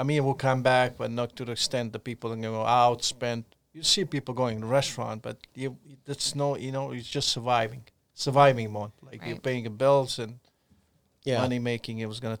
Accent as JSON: {"language": "English", "country": "Montenegro", "tie": "born there", "said": "I was born in Montenegro, mixed parents. My mom is Croatian and Montenegrin."}